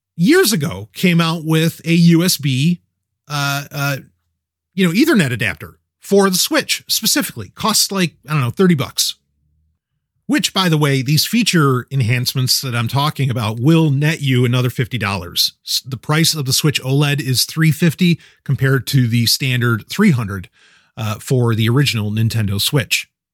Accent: New York City, New York, United States; I grew up in New York City

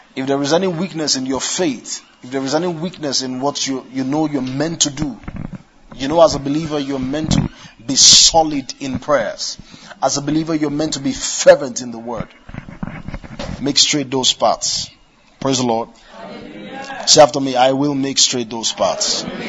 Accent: Kano, Kano State, Nigeria; I was born in Kano, grew up in Kano

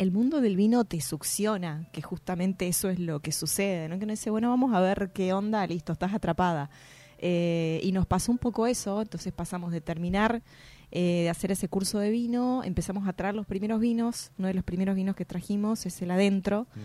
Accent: Salta, Argentina; also born or lived in La Plata / Boedo, Buenos Aires; now in Buenos Aires, Argentina; soy salteña.

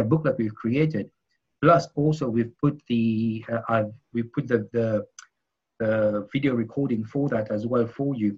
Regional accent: Mauritius; where I come from Mauritius

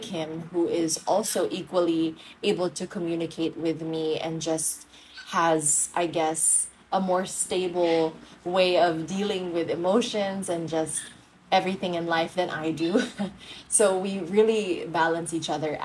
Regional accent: Iloilo City, Western Visayas, Philippines; I'm from Iloilo City.

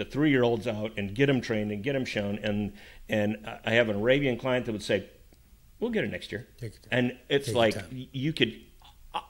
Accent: Minnesota, United States; I grew up in Minnesota

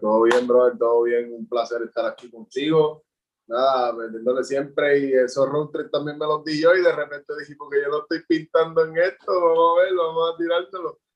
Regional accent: Juncos, Puerto Rico; soy de Junco, Puerto Rico

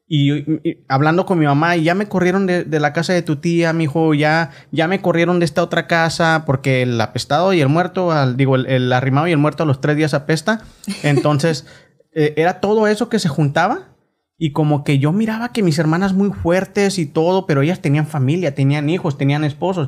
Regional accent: Mexico; now in Oklahoma, United States; nosotros crecimos en México

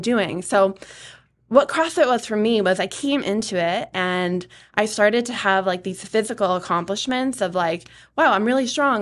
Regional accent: Atkinson, New Hampshire, United States; I grew up in Atkinson. I have lived in New Hampshire my whole life

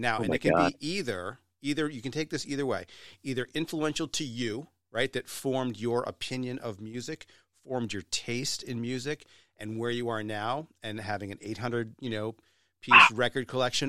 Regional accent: Rye, New Hampshire, United States; I grew up in Rye, New Hampshire.

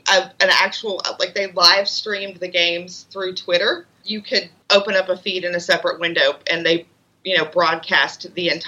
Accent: Memphis, Tennessee, United States; I'm from Memphis, Tennessee. I've lived in Memphis all my life

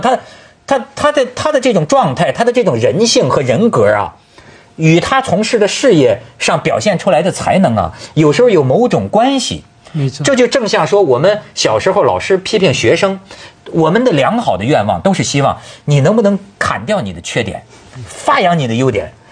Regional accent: China; 我们大陆人

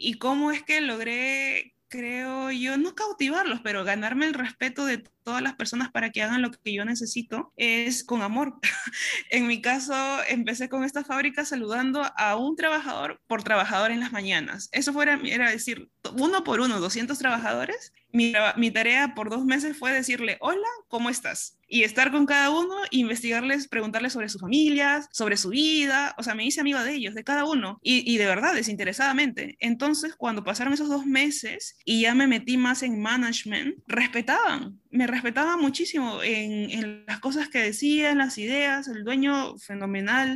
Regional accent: Pisco, Ica, Peru; moved away as an adult; now in Shanghai, China; soy de Pisco, de Perú

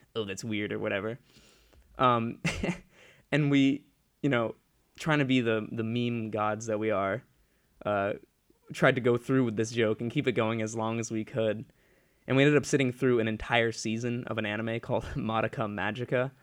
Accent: Ledyard, Connecticut, United States; in my hometown of, uh, Ledyard, Connecticut, down that area

